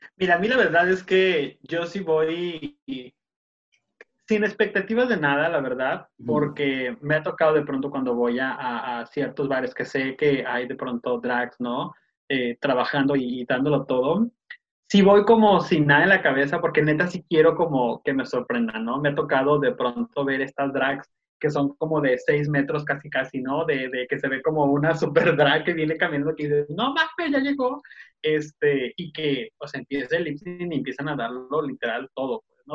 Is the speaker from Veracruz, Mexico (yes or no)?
no; Tijuana, Baja California, Mexico; Somos de acá, de Tijuana. Estamos muy al norte.